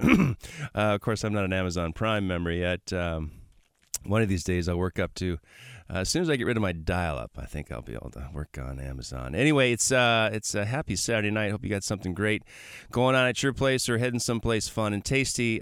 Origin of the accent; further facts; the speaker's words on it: Milwaukee, Wisconsin, United States; I'm from Milwaukee